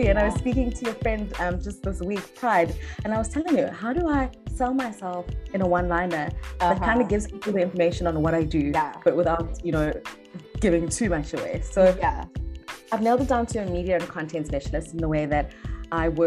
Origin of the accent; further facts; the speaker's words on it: East London, Eastern Cape, South Africa; now in Cape Town, South Africa; I was born and bred in East London, had a very good upbringing, raised by my mother